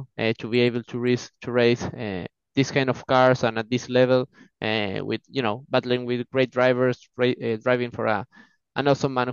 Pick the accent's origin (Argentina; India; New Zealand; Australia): Argentina; from Argentina, 23 years old